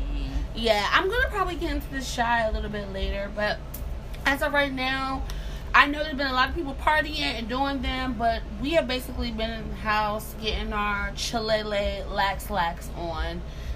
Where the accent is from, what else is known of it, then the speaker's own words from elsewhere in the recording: Montgomery County, Maryland, United States; I'm a Maryland girl. I grew up in Maryland in Montgomery County